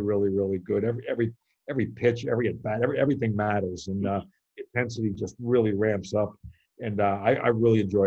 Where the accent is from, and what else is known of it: New York, United States; born or raised there